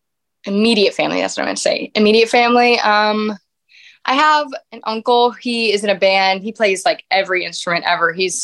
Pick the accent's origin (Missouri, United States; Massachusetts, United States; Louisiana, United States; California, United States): Louisiana, United States; now in Nashville, United States; Yes. Yes. A small little town in Louisiana.